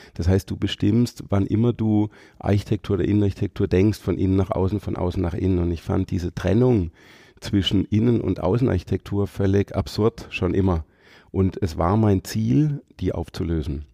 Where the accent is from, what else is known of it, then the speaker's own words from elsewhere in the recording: Freiburg, Baden-Württemberg, Germany; Ich komme aus Haslach-Weingarten hier aus Freiburg